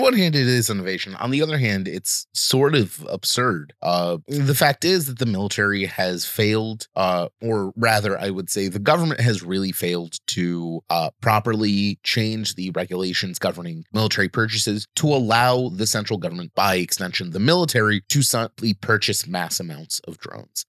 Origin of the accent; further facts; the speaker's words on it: United States; I grew up in America